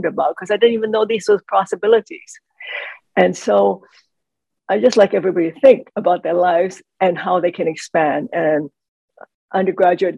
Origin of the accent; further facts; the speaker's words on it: Hong Kong; now in United States; I was born in Hong Kong, and we were living in Hong Kong.